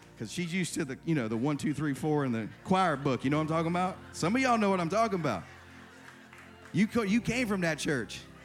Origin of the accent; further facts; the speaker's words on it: South Carolina, United States; now in Irvine, United States; I grew up in South Carolina in a church with pews.